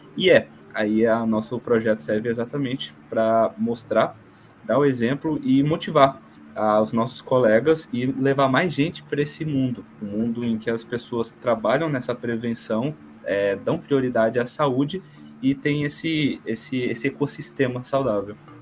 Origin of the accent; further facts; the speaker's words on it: Brasília, Federal District, Brazil; nós somos de Brasília, somos acadêmicos de Brasília